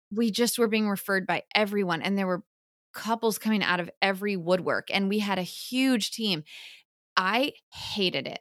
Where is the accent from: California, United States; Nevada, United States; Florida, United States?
Florida, United States; Orlando; I grew up in Orlando. And so um, UCF is our big school here, right in town